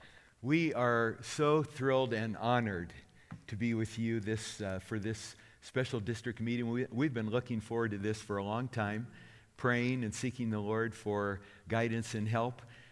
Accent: Kansas, United States; moved away as an adult; also born or lived in New Orleans; now in Minnesota, United States; I grew up in Kansas. I'd never lived north of Kansas.

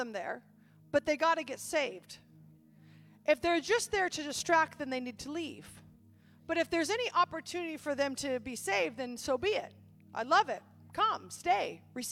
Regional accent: Oregon, United States; moved away; I grew up in Oregon

